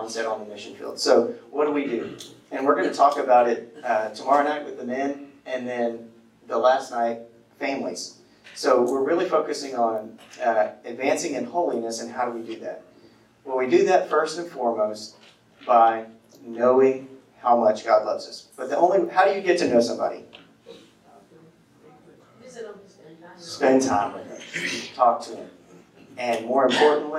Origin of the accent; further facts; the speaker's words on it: Livingston, Texas, United States; moved away; I'm from Livingston, East Texas